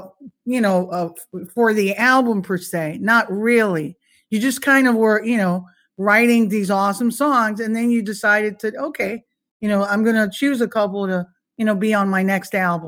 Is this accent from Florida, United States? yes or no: yes; Florida, United States; moved away; We're originally from Florida